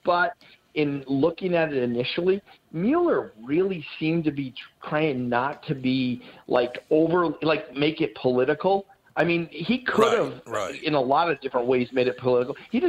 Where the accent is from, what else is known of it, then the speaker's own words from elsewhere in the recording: Rhode Island, United States; I grew up in Rhode Island.